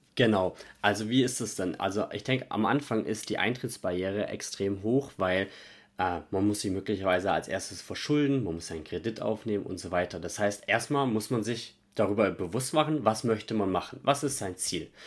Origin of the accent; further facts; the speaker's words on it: Stuttgart, Baden-Württemberg, Germany; moved away; Ich komme ja ursprünglich aus Stuttgart